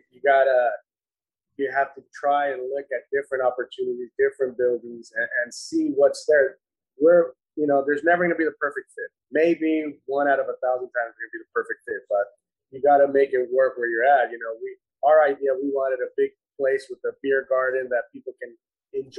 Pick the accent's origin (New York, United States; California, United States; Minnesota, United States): California, United States; Whittier; Whittier, we're from Whittier